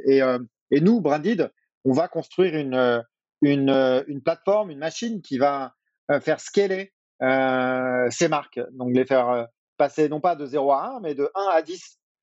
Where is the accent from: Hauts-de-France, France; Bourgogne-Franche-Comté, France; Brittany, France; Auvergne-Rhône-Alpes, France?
Brittany, France; moved away as an adult; also born or lived in United States / Asia / Singapore; now in Paris, France; Je suis breton.